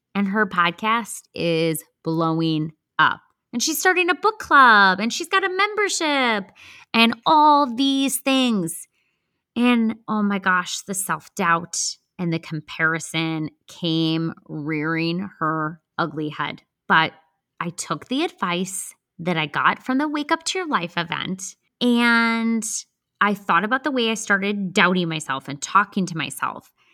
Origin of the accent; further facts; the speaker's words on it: Chicago suburbs, Illinois, United States; moved away as an adult; also born or lived in Wisconsin; now in Charlotte, United States; I'm from the Chicago suburbs